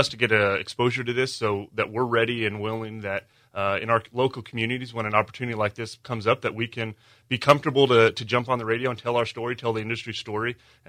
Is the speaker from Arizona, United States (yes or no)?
yes; Arizona, United States; moved away as an adult; now in Montana, United States; I'm from a farm and ranch in Arizona.